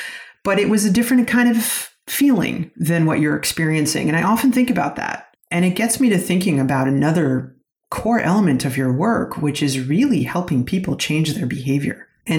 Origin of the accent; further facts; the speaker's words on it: Minneapolis, Minnesota, United States; also born or lived in Israel; I was born in Israel, and when I was 7, we moved to Minneapolis.